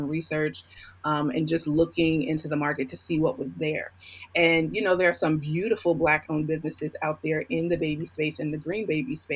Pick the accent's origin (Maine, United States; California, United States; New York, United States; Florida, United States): New York, United States; New York City; I was born and raised in Queens, New York.